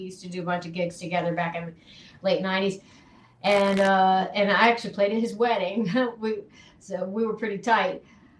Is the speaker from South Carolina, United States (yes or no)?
yes; Clemson, South Carolina, United States; now in New Jersey, United States; my hometown of Clemson, South Carolina